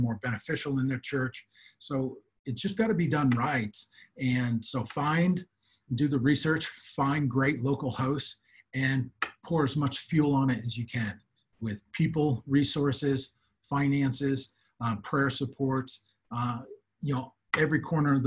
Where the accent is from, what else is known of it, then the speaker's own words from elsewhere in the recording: United States; moved away as an adult; now in South Africa; I am an American here in Africa, but I've been here for working in Africa for over 20, 25 years, short-term and long-term, here in South Africa for over 16 years